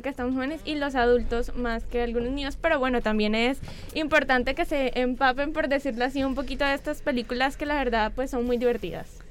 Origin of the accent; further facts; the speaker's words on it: Colombia; nuestro país